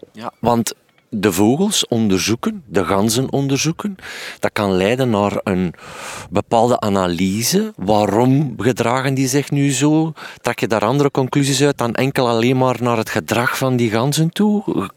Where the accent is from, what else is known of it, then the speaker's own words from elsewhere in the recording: Waasland, Flanders, Belgium; ik kom van het Waasland